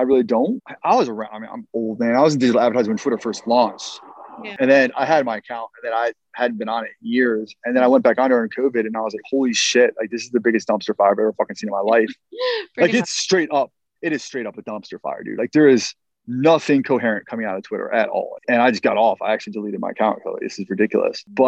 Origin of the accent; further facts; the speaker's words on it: Baltimore, Maryland, United States; I'm from Baltimore